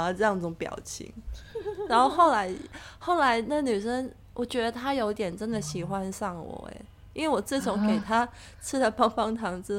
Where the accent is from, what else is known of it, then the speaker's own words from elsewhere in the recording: Hong Kong; accent: Hong Kong; Chinese is a second language; 我的专注力只要不好，我的港腔就会变严重。